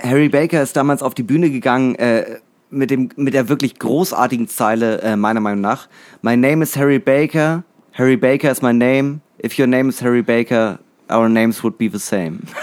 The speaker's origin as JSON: {"language": "German", "region": "Northern Germany", "country": "Germany", "said": "als Norddeutscher"}